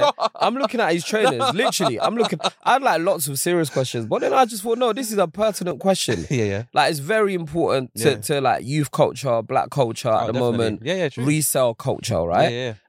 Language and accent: English; London, United Kingdom; I'm from Holloway.